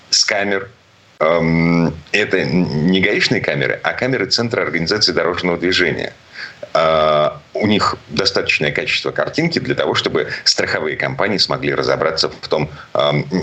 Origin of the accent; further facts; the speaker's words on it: Saint Petersburg, Russia; из Петербурга